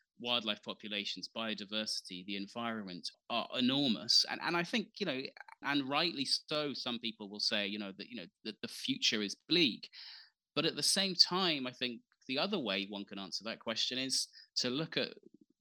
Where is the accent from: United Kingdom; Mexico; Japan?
United Kingdom; the north of England; moved away as an adult; also born or lived in Eritrea / Yemen / Sudan / South Sudan; I grew up, however, you know, on a farm in northern England